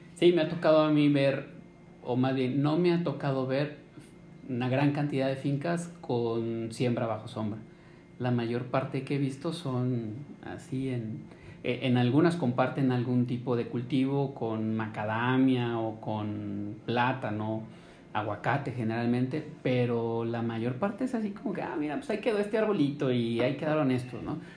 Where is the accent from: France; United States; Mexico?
Mexico